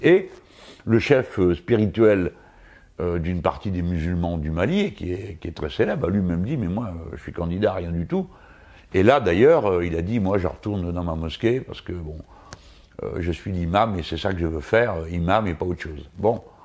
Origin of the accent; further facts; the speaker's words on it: France; Nous autres Français